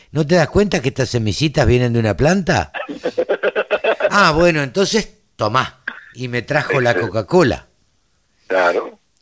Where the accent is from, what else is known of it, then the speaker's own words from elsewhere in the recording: Maipú, Buenos Aires Province, Argentina; yo nací en la cuenca del Salado